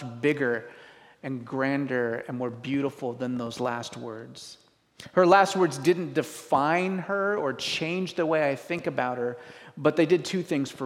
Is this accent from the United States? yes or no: yes; Washington, United States; I grew up in Washington